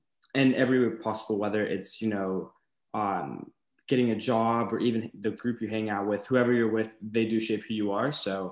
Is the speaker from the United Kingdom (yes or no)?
no; Huntington Beach, California, United States; I was raised here in Huntington, Newport Beach.